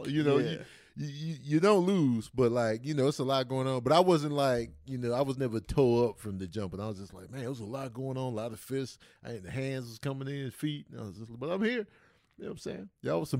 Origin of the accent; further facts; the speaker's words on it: Brooklyn, New York, United States; I'm from Brooklyn.